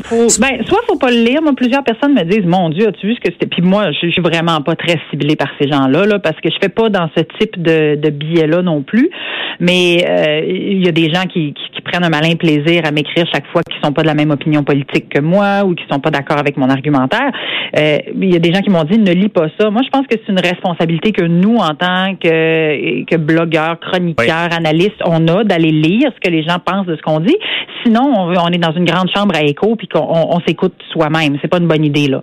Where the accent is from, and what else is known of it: Saint-Georges, Quebec, Canada